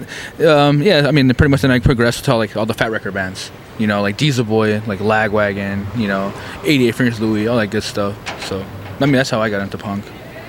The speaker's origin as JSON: {"language": "English", "town": "San Antonio", "region": "Texas", "country": "United States", "said": "We are from San Antonio, Texas."}